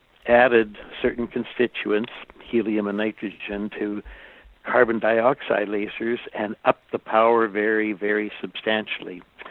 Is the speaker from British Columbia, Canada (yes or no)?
yes; Penticton, British Columbia, Canada; my hometown where I grew up and had all my initial schooling was Penticton, British Columbia.